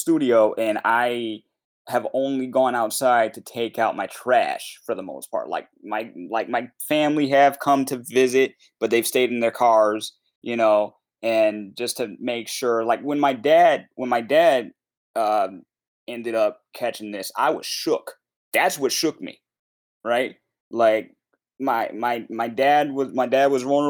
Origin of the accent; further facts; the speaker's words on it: Connecticut, United States; we're from Connecticut